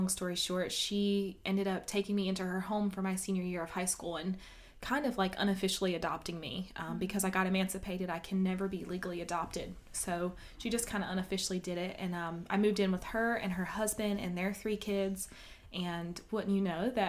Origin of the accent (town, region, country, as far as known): Kenly, North Carolina, United States; born or raised there; also born or lived in Atlantic City, New Jersey